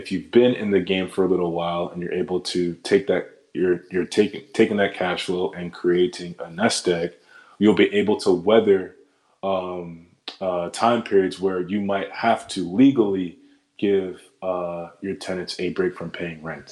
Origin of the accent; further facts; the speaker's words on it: New Jersey, United States; moved away as an adult; now in Queens, New York, United States; I'm not from Queens. Like, I'm from Jersey, born and raised in Jersey. But now that I live here, it's like, okay, it's my home